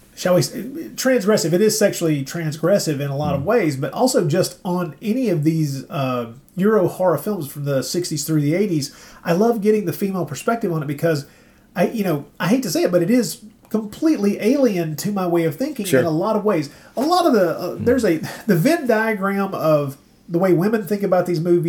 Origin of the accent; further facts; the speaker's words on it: Tennessee, United States; we grew up in Tennessee